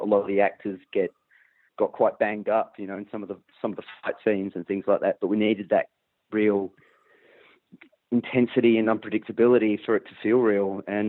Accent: Perth, Western Australia, Australia; I grew up in Western Australia

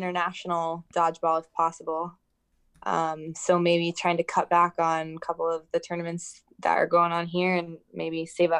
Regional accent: Arizona, United States; also born or lived in Wisconsin; I'm from here. I'm from Arizona, born and raised.

